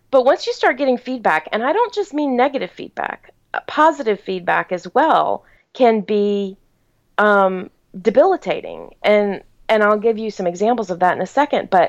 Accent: the South, United States; you know, I was born and raised in the South. And in the South, your enemy comes to your wedding because they're longtime family friends, and it would be rude not to invite them.

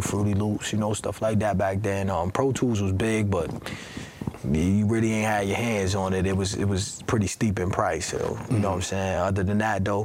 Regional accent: Rochester, New York, United States; I was born and raised here in Rochester, New York.

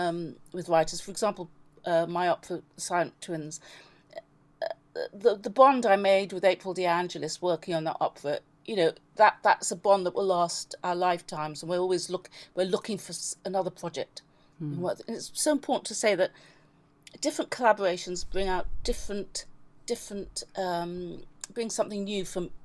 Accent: London, United Kingdom; also born or lived in Belize / Sussex / New York; I grew up, I was born in Belize, grew up in London, then went to school in Sussex from the age of 13 to 17.

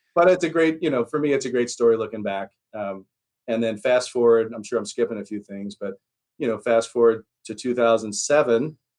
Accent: Telluride, Colorado, United States; also born or lived in Philadelphia, Pennsylvania; I'm from Philadelphia originally. Um, my mom left, escaped, we like to say, Philly in 1978 and went straight to the little town of Telluride, Colorado

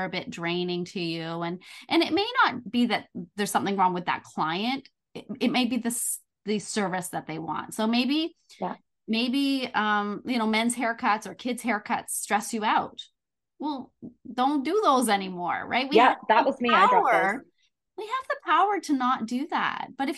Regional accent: Canada; We're both Canadian

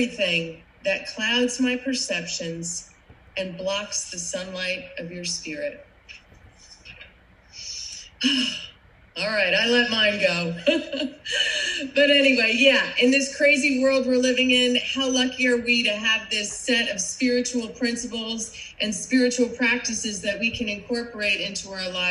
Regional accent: New Jersey, United States; moved away; you probably recognize my accent. I am not from Florida. I am a Jersey girl, and I grew up in a big Irish Catholic family right across the river from you guys and in New York City.

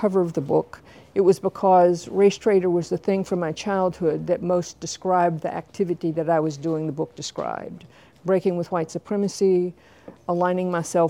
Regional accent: Tuskegee, Alabama, United States; born or raised there

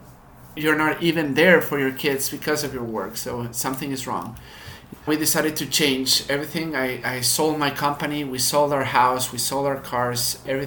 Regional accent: Mexico; So we were one of the families that were lucky to have a good status in Mexico. In terms of the education and parenting, I was in private schools in Mexico all my life.

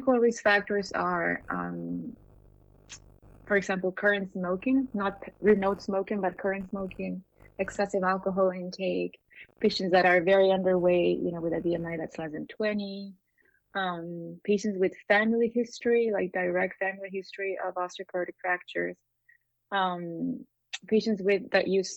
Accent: Peru; moved away as an adult; also born or lived in Miami; I'm from Peru. I trained there

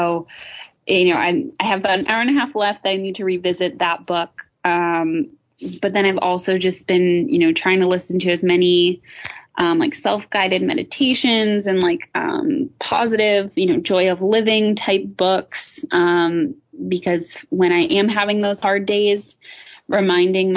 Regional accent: Rhode Island, United States; my hometown in Rhode Island

